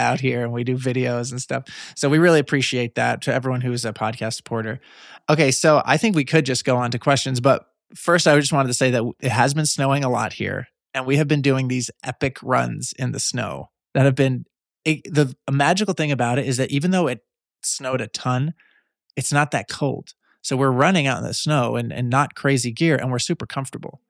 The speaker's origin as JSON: {"language": "English", "area": "Long Island", "region": "New York", "country": "United States", "said": "I'm from Long Island, just across the water"}